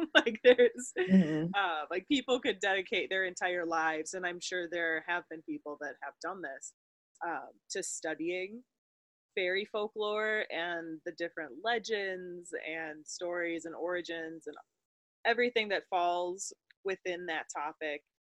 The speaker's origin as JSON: {"language": "English", "region": "Wisconsin", "country": "United States", "tie": "born or raised there", "said": "Hannah and I grew up in Wisconsin"}